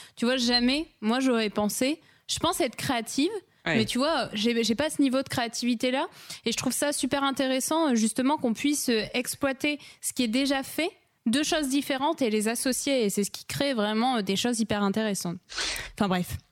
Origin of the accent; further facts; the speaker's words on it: Lille, Hauts-de-France, France; moved away as an adult; now in Bordeaux, France; de base, je suis lilloise